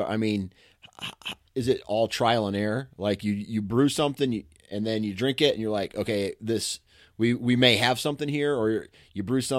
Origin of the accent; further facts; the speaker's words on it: Michigan, United States; Same town. I've been here my whole life.